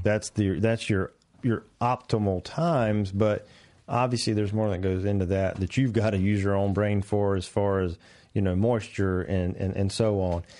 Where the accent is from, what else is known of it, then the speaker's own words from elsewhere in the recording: North Carolina, United States; I'm from North Carolina